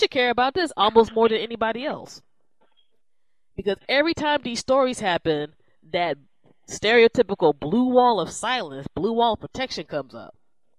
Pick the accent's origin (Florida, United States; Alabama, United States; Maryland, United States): Maryland, United States; Southern; Maryland's my home state. I'm originally from Maryland, more so Southern Maryland than the Northern area.